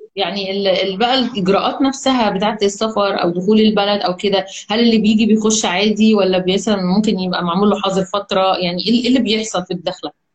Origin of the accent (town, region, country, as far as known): Egypt